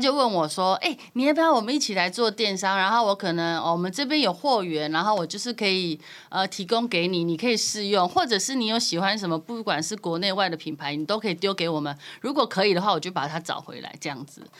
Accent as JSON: {"language": "Chinese", "country": "Taiwan", "said": "我们台湾人"}